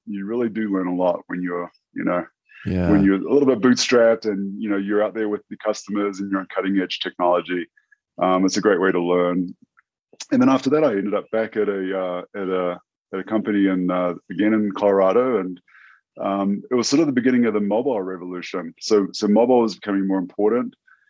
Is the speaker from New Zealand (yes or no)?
yes; New Zealand; for those who aren't familiar with New Zealand, It's a couple of islands, conveniently labeled North Island and South Island